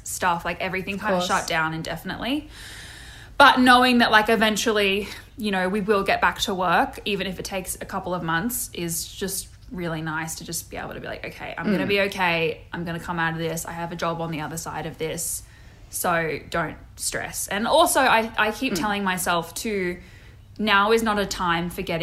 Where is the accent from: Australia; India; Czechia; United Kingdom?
Australia; Sydney, New South Wales; moved away; also born or lived in Georgia, United States; I grew up in Sydney in a suburb called Dural, which is about 45 minutes northwest of where the Harbour Bridge is